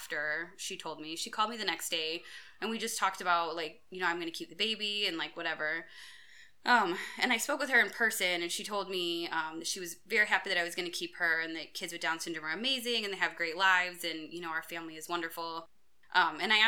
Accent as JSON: {"language": "English", "country": "United States", "tie": "born or raised there", "said": "I grew up in a town close to a town called Princeton"}